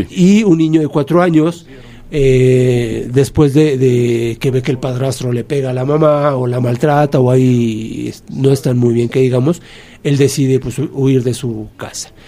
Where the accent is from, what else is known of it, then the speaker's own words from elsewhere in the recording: Mexico; siendo mexicano